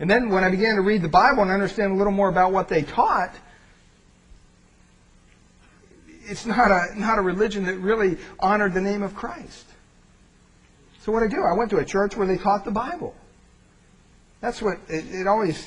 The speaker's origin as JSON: {"language": "English", "region": "Pennsylvania", "country": "United States", "tie": "born or raised there", "said": "I grew up in Pennsylvania."}